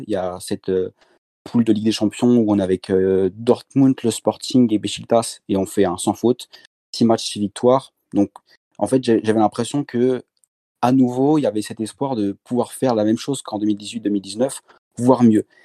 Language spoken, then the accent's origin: French; Rennes, Brittany, France; moved away; also born or lived in French Antilles; je suis, je suis de Rennes, donc euh, j'ai commencé à supporter le Stade Rennes, forcément. Puis après, j'ai déménagé aux Antilles